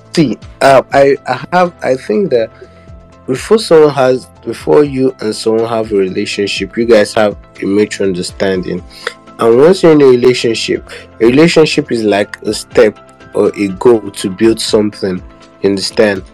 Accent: Abia, Nigeria; I'm from Abia State

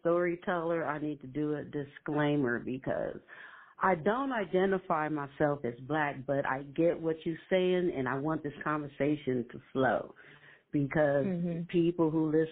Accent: Compton, California, United States; I grew up in Compton, California on the west side

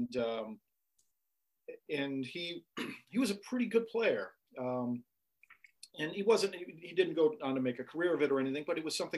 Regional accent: Racine, Wisconsin, United States; moved away; also born or lived in New York City; I grew up in Racine, Wisconsin, about half an hour south of Milwaukee.

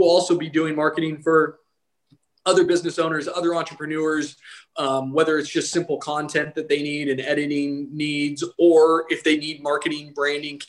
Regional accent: Eagle, Idaho, United States; moved away as an adult; I'm from Eagle, Idaho. And when I was living in Eagle, there was like one red light.

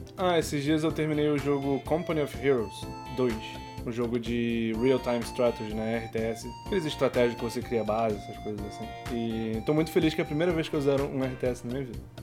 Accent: Brazil; nós, como brasileiros

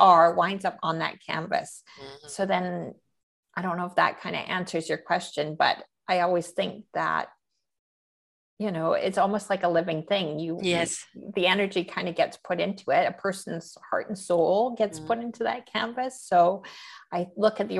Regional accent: Canada; I am a Canadian painter

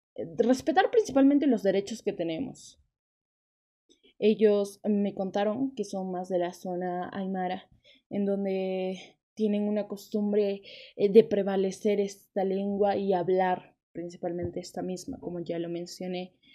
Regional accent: Peru; las lenguas nativas y lingüísticas que tenemos en el Perú

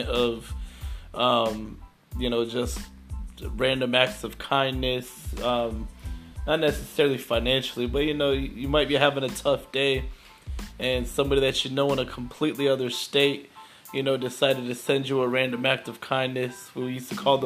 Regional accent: Florida, United States; I'm from Florida

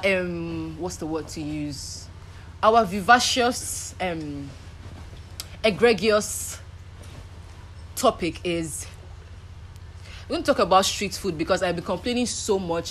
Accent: Nigeria; I'm a Nigerian.

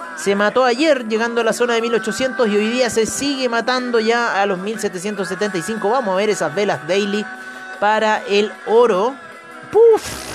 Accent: Chile; como chilenos

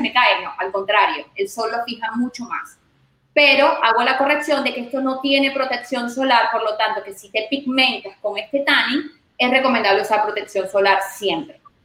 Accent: Venezuela; moved away as an adult; now in Miami, United States; mis inicios fueron en Venezuela, en mi país.

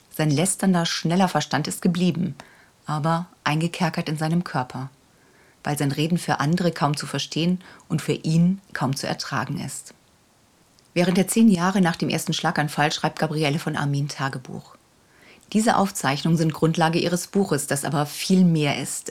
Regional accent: Hamburg, Germany; moved away; in meiner alten Heimat Hamburg-Ochsenwerder

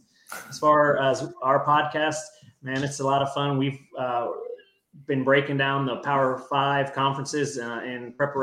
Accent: San Antonio, Texas, United States; originally I'm from San Antonio

